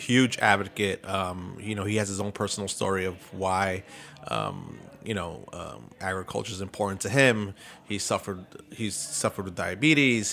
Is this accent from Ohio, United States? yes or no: no; New York City, New York, United States; I grew up, growing up in East New York.